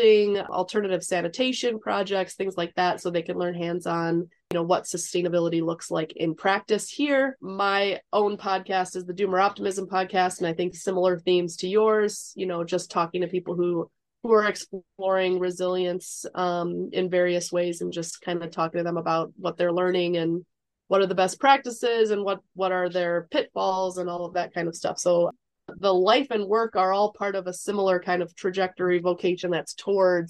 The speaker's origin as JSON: {"language": "English", "town": "Chicago", "region": "Illinois", "country": "United States", "tie": "born or raised there", "moved": "as an adult", "lives_now": "Uruguay", "said": "I am an American. I grew up in Chicago"}